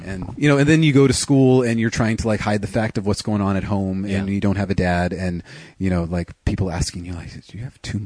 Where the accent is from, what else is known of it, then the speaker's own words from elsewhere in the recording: Riverside, California, United States; also born or lived in Fallbrook, California; we moved from Fallbrook to Riverside